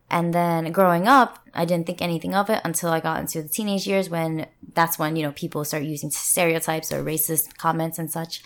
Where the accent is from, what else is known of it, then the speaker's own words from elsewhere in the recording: New Jersey, United States; moved away as an adult; also born or lived in Philadelphia / US West Coast; now in South Korea; hometown is in New Jersey